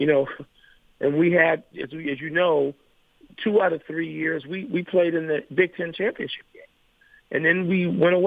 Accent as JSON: {"language": "English", "town": "Chicago", "region": "Illinois", "country": "United States", "tie": "born or raised there", "said": "Chicago, I went to an Irish Catholic high school."}